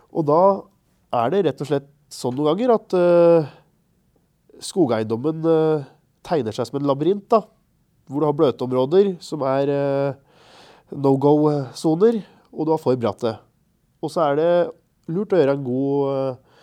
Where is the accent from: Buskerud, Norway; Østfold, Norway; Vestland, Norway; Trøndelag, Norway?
Østfold, Norway; Marker; jeg er fra Marker kommune, rett ved svenskegrensa